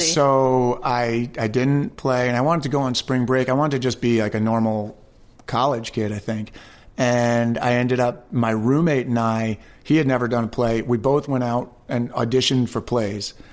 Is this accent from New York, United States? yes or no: yes; Westchester County, New York, United States; I was born and raised in Westchester County, New York.